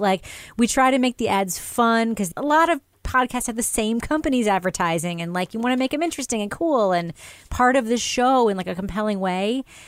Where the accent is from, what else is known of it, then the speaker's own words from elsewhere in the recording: New York, United States; growing up in New York